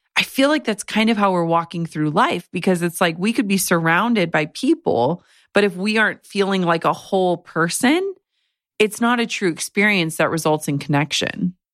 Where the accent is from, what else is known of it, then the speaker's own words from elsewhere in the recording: Midwest, United States; as a Midwesterner